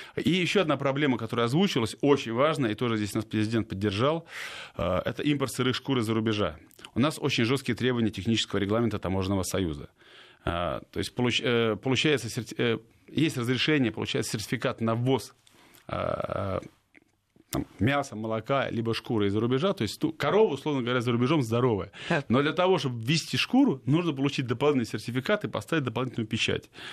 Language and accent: Russian; Saint Petersburg, Russia; губернатор моего родного города Георгий Сергеевич Полтавченко